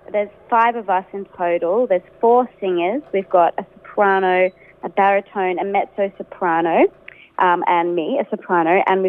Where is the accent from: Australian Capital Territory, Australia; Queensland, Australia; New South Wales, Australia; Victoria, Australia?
Victoria, Australia; Kyabram; Kyabram. I grew up in Kyabram.